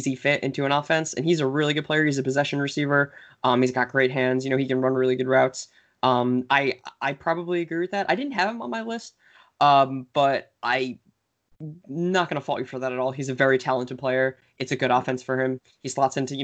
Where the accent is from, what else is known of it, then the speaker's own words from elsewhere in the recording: New Jersey, United States; Living in New Jersey, growing up in New Jersey